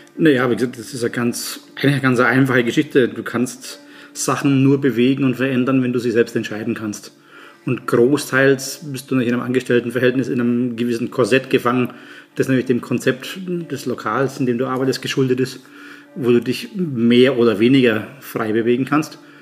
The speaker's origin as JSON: {"language": "German", "town": "Nuremberg", "region": "Bavaria", "country": "Germany", "tie": "born or raised there", "moved": "as an adult", "lives_now": "Graz, Austria", "said": "gebürtig aus Nürnberg, seit 2006 in Österreich"}